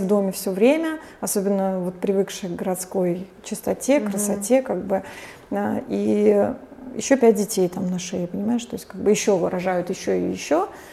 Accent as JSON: {"language": "Russian", "town": "St Petersburg", "region": "Saint Petersburg", "country": "Russia", "moved": "as an adult", "said": "я с 12 лет знала, что я уеду из Петербурга"}